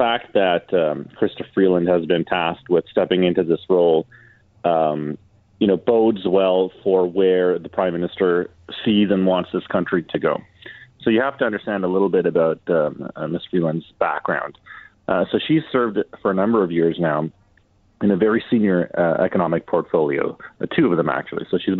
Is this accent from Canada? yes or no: yes; Canada; So, you know, I'm very proud as a Canadian today that we have our first female minister, federal minister of finance.